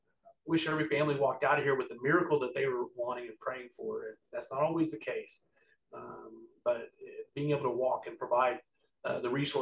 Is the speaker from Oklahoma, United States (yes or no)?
yes; Altus, Oklahoma, United States; I was born in Altus and I grew up in Western Oklahoma